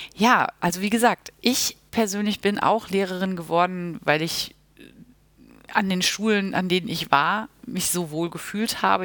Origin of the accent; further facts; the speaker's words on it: Münster, North Rhine-Westphalia, Germany; Ich komme aus Münster und bin auch dort zur Grundschule gegangen